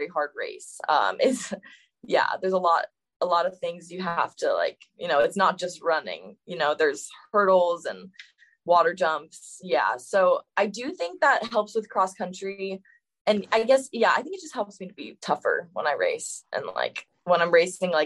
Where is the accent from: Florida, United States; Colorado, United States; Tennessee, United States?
Florida, United States; moved away as an adult; now in Atlanta, United States; usually over the summer I go home to Florida. I'm from Florida